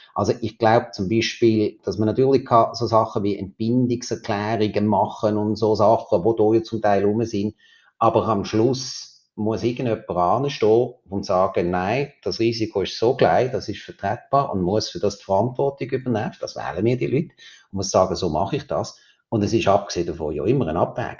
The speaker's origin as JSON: {"language": "German", "country": "Switzerland", "said": "bei uns in der Schweiz"}